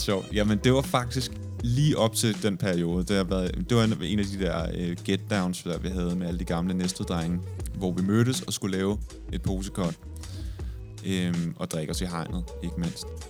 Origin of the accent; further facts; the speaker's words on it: Næstved, Zealand, Denmark; jeg kommer fra Næstved